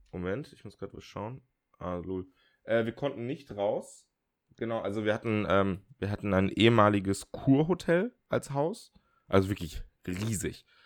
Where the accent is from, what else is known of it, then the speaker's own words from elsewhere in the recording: Baden-Württemberg, Germany; in Schwarzwald, in dieses Kaff. Und ich meine, und ich komme aus dem Dorf und ich nenne das Kaff.